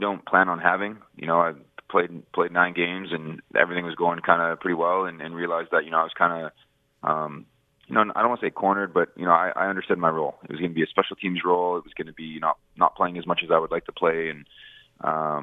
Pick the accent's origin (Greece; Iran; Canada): Canada; Winnipeg, Manitoba; moved away as an adult; now in Montreal, Canada; play for my hometown team